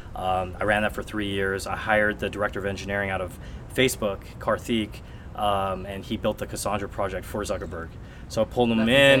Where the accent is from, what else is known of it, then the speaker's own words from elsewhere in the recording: San Francisco, California, United States; I was pretty much born and raised in San Francisco.